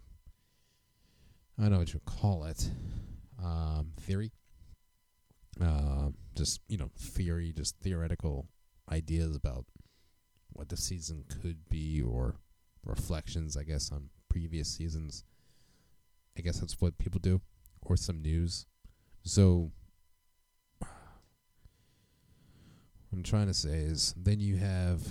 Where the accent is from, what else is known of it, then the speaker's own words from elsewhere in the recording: United States; as an American citizen